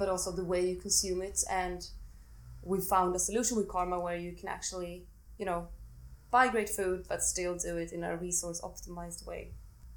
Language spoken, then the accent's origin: English; Sweden; I'm from Sweden, and I grew up eating a lot of spaghetti bolognese